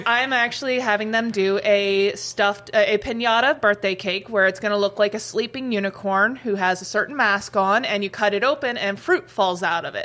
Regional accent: Columbus, Ohio, United States; also born or lived in Gatlinburg, Tennessee; now in Grand Forks, United States; I was born and raised in Columbus, Ohio, but then I moved down to Gatlinburg, Tennessee, um, and I lived there for about 15 years

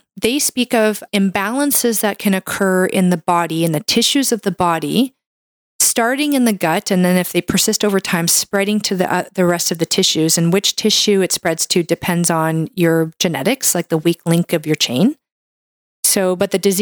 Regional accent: Canada; I'm a Canadian medical doctor

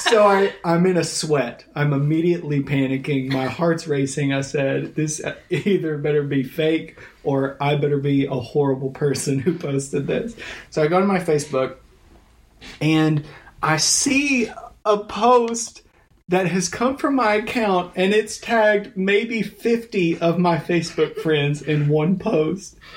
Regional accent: United States; I'm from Taylor uh, Taylor County High School

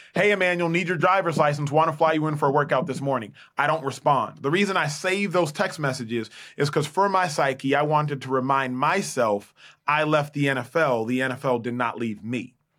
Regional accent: Dallas, Texas, United States; born and raised in Dallas, Texas

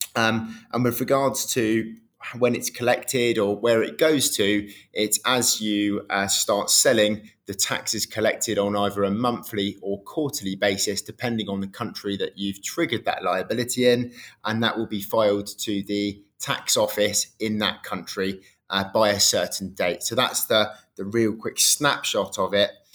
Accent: United Kingdom; I grew up uh, same in the, in the, UK, really

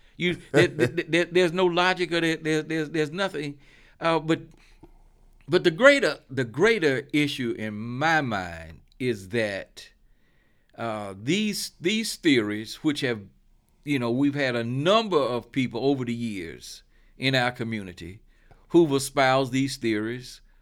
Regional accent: Charlotte, North Carolina, United States; I grew up in Charlotte

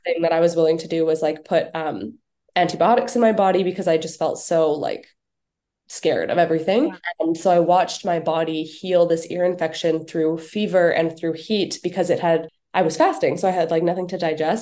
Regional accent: Canada; moved away as an adult; also born or lived in Bali / Winnipeg; I'm too Canadian for that weather

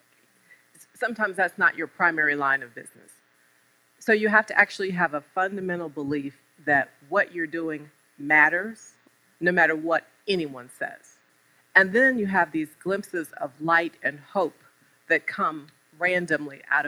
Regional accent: Norfolk, Virginia, United States; I'm from Norfolk

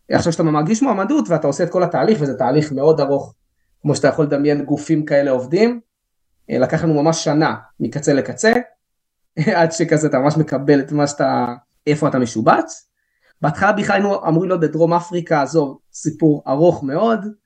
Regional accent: Alon Shvut, West Bank, Palestine; אני גדלתי באלון שבות, בוא נגיד שאני לא, האנגלית שלי לא הייתה איזה משהו וואו

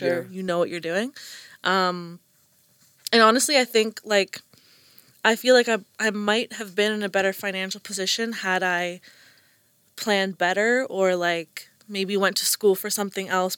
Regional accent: Kingston, Ontario, Canada; I was born in Kingston

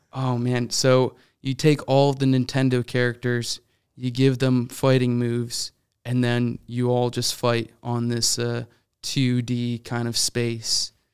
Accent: Syracuse, New York, United States; also born or lived in Virginia; now in Chicago, United States; I grew up in, uh, Syracuse, New York

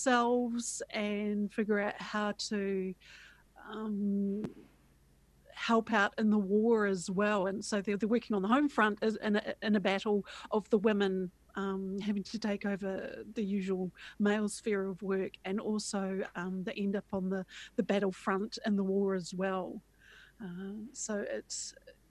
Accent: Christchurch, Canterbury, New Zealand; I'm an author from Christchurch

